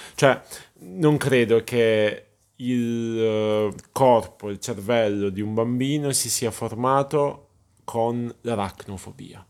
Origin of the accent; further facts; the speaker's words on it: Apulia, Italy; gente che magari parla il dialetto pugliese, visto che siamo pugliesi